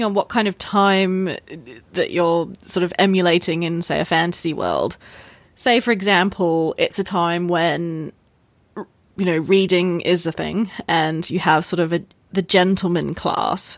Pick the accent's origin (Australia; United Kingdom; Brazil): Australia; moved away; I am being Australian, yes. And taking an ex-boyfriend of mine home to Australia